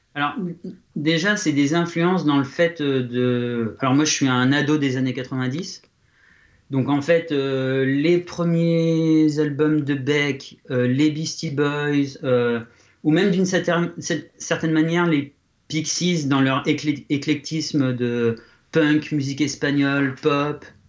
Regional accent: Reims, Grand Est, France; moved away; Reims, là où là d'où je viens, Reims en France

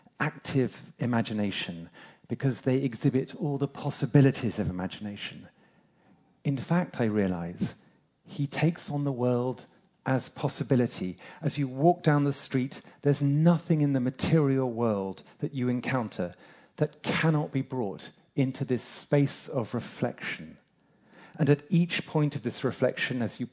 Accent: England, United Kingdom; I'm English

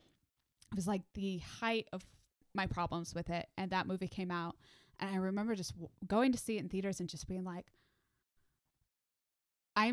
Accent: Midwest, United States; now in Nashville, United States; I'm from the Midwest. I had to be trained out of saying pop

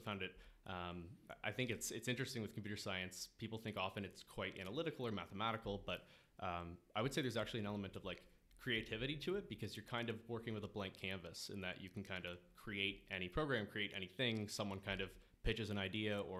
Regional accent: Kingston, Ontario, Canada; moved away as an adult; now in Toronto, Canada; I'm from Kingston, Ontario

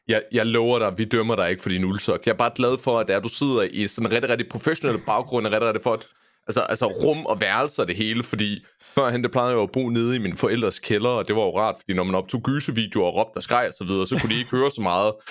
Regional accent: Esbjerg, Southern Denmark, Denmark; now in Nørre Åby, Denmark; jeg er jo født opvokset i Esbjerg, så jeg, så jeg er jyde by heart

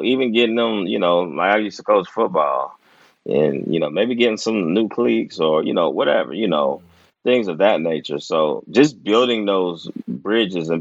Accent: Dayton, Ohio, United States; also born or lived in Omaha, Nebraska; I almost grew up there until my dad got a job in Dayton

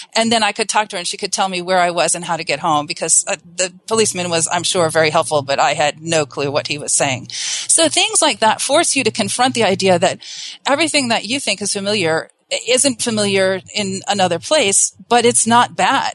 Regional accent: Southern California, United States; I'm originally from Southern California

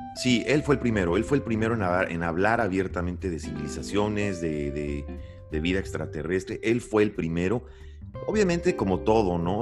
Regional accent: Mexico; also born or lived in Santiago, Chile; como mexicano

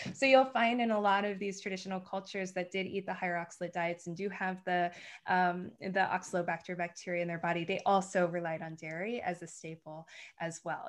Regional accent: United States; moved away; growing up in the States

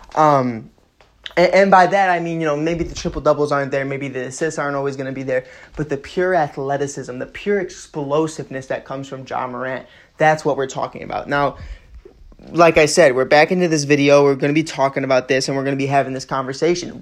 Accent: Chicago, Illinois, United States; Being from here, born and raised on the Northwest side

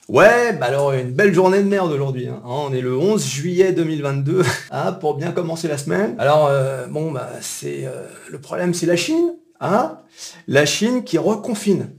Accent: France; nous, en tant que Français

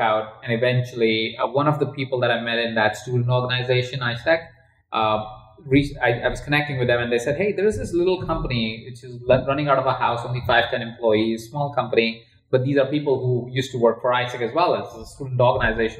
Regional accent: India; moved away; I grew up in India. In a household of 23 other people

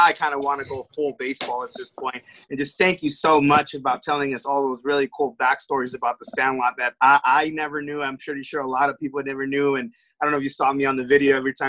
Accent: Los Angeles, California, United States; I was born and raised in LA.

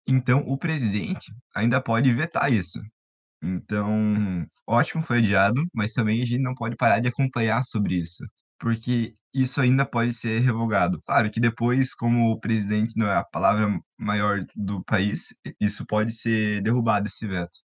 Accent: Paraná, Brazil; referenciando da minha terra, é, o Paraná

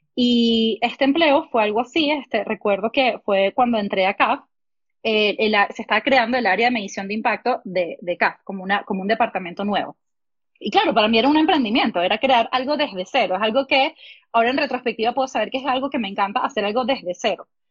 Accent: Venezuela; moved away as an adult; also born or lived in Oklahoma; yo de Venezuela

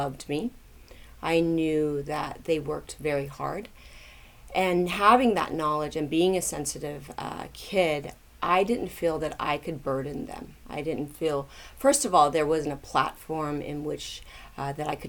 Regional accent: Tulsa, Oklahoma, United States; I grew up in Tulsa, Oklahoma, and there were not very many Asians there

